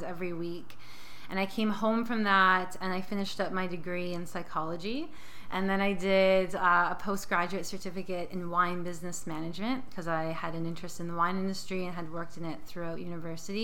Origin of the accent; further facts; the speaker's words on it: St. Catharines, Ontario, Canada; I'm from St. Catharines, so about an hour outside of Toronto, close to Niagara Falls. And yeah, I grew up there